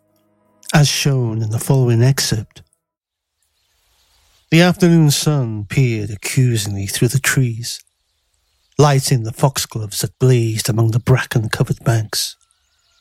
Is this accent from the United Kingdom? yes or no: yes; Holywell, Wales, United Kingdom; my hometown of Holywell